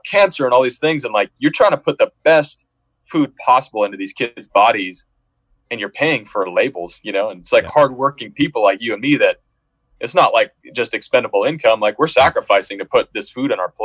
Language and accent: English; Seattle, Washington, United States; moved away as an adult; also born or lived in Irvine / Los Angeles; we're from Seattle, you know, we're from urban areas